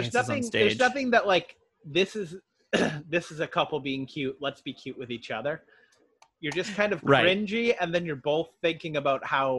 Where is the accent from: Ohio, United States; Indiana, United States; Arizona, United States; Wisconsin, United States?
Arizona, United States; Surprise; also born or lived in Minnesota; We grew up in a brand new town. We grew up in Surprise, Arizona, so it was growing so much because it was developing that they opened a new high school every 2 years